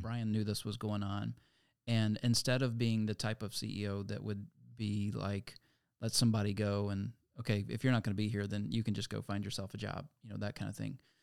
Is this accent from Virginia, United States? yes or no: yes; Lynchburg, Virginia, United States; moved away; I'm from Lynchburg, Virginia originally, and, uh, that's where I met Tim when we were back in middle school and high school